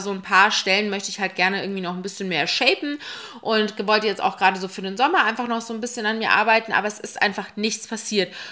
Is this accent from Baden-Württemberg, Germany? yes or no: no; Munich, Bavaria, Germany; now in Berlin, Germany; Ich komme eigentlich aus München. Ich bin 2018 nach Berlin gezogen